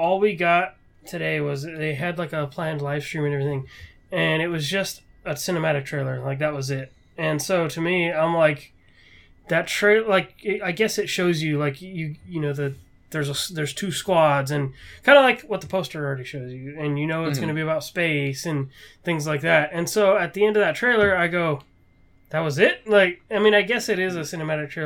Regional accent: West Coast, United States; I'm from the West Coast

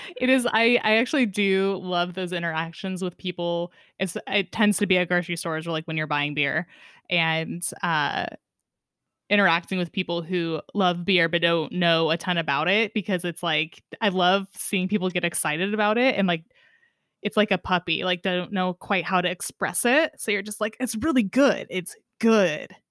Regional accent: Sonoma County, California, United States; growing up in Sonoma County in California

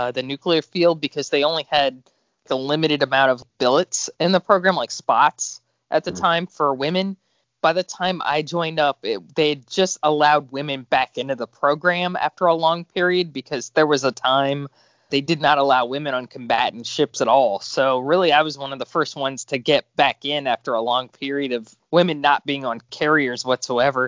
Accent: Pinellas County, Florida, United States; I grew up in Florida on the other side of the coast. I grew up in Pinellas County, where I still live

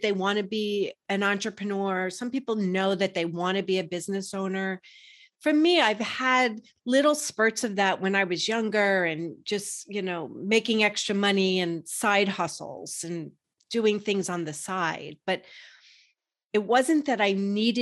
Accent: New York, United States; I grew up in New York, that's what was expected of me.

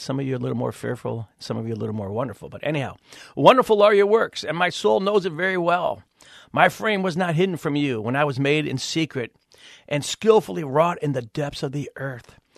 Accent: Cleveland, Ohio, United States; I'm actually from Cleveland, Ohio

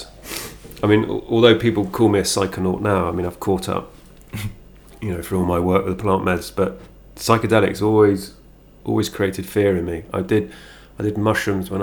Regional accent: Worcestershire, West Midlands, United Kingdom; now in London, United Kingdom; I grew up just down the road from Warwickshire. I grew up in Worcestershire.

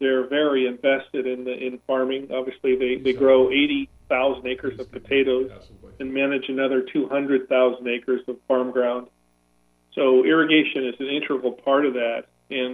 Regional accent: Escondido, California, United States; based in Escondido, my hometown

